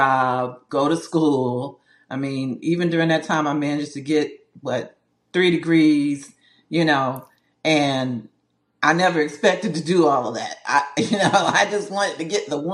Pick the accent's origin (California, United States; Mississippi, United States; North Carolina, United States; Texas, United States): North Carolina, United States; Bunnlevel; moved away as an adult; I'm originally from North Carolina, from a little town called Bun Level